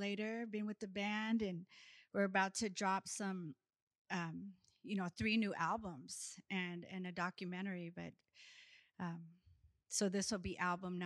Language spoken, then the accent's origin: English; Seattle, Washington, United States; also born or lived in Haida village (Alaska); I grew up singing in Rainier Beach Church Gospel Choir. But I was also taught by my Haida elders in our village how to sing in my language